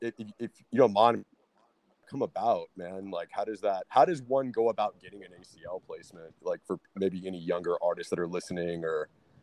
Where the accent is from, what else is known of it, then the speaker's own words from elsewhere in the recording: Austin, Texas, United States; I'm from Austin. I've lived here my whole life